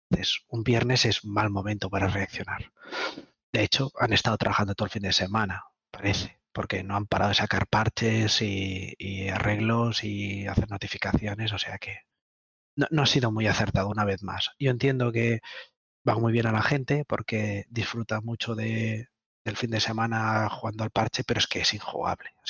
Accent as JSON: {"language": "Spanish", "area": "Tenerife", "region": "Canary Islands", "country": "Spain", "tie": "born or raised there", "said": "Algunos nacimos en Tenerife"}